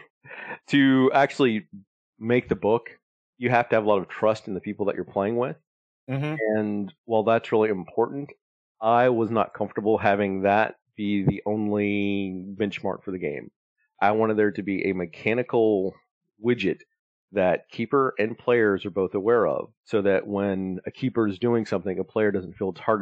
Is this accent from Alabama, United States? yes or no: yes; Alabama, United States; growing up in Alabama, I didn't have a lot of money.